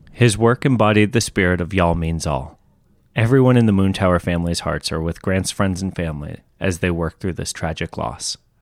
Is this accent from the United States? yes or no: yes; Massachusetts, United States; moved away; Originally, we're both from Massachusetts